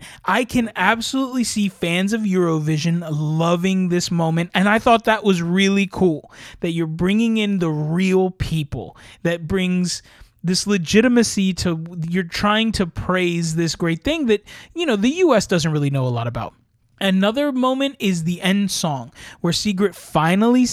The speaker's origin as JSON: {"language": "English", "country": "United States"}